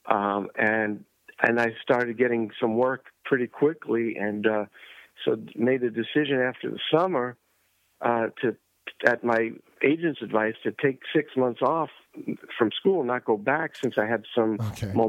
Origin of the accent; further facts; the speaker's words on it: New York, United States; I, I grew up in New York